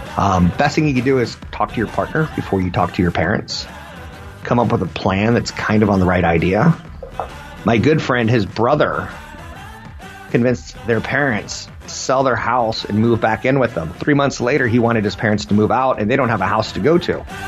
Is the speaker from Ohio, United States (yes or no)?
no; Minnesota, United States; I'm from Minnesota.